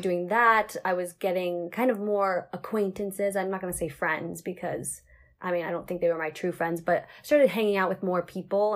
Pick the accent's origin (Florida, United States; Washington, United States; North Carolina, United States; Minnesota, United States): Washington, United States; Seattle; moved away as an adult; now in Central Coast, California, United States; I'm from Seattle originally, like the Seattle area, but I moved down to the central coast of California to go to college